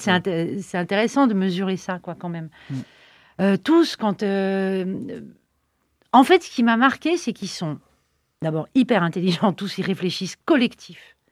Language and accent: French; Nantes, Pays de la Loire, France; on est nantais